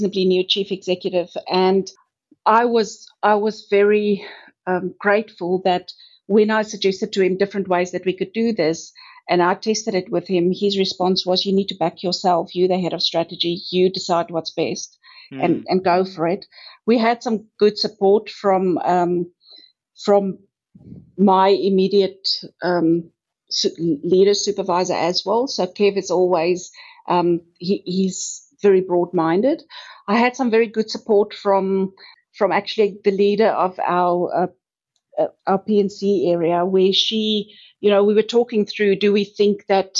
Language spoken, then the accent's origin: English; South Africa; now in Australia; as you might be able to hear from my accent, I'm originally from South Africa